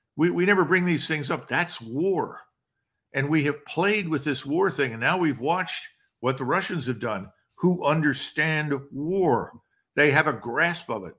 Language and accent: English; United States; I'm an American